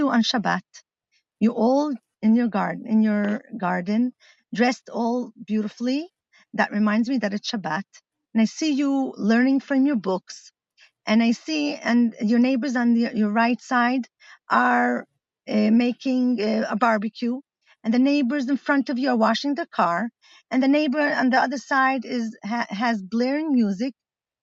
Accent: Milan, Lombardy, Italy; moved away as an adult; also born or lived in Crown Heights, New York; now in Metula, Israel; My parents are shlichas in Milan

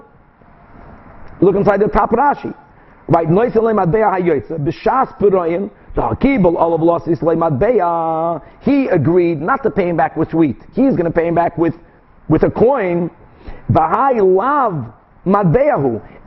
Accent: Brazil; moved away; I grew up in Brazil

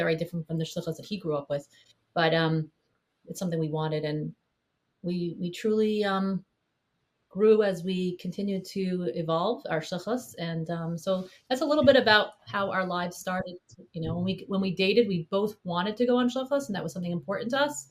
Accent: Morristown, New Jersey, United States; moved away as an adult; now in Peabody, United States; I grew up in Morristown, New Jersey.

